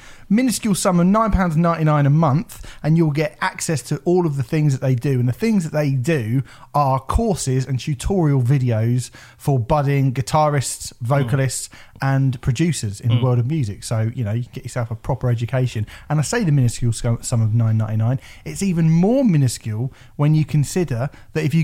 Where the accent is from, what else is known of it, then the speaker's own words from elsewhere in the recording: England, United Kingdom; We're English.